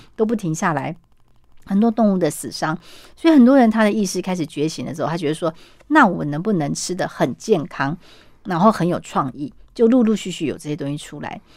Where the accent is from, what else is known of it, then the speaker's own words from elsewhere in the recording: Taiwan; 我们台湾人